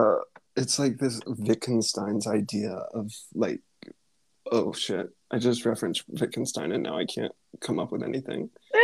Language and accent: English; Rogers, Arkansas, United States; now in Munich, Germany; we grew up in the Ozark Mountains